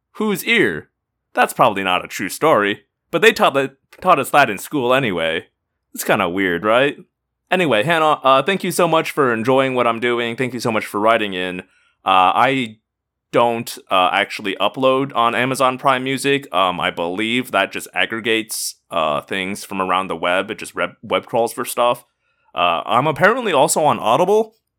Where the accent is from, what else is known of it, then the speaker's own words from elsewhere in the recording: Indiana, United States; moved away; I'm originally from Indiana. We're called Hoosiers